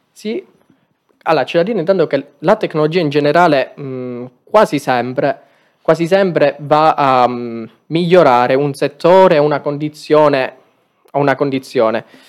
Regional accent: Aragona, Sicily, Italy; Il mio è un paese molto piccolo in provincia di Agrigento

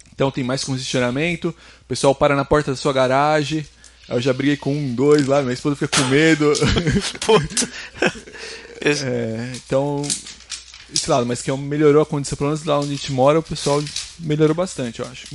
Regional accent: São Paulo, Brazil; moved away as an adult; morava em São Paulo, né? Sou de São Paulo

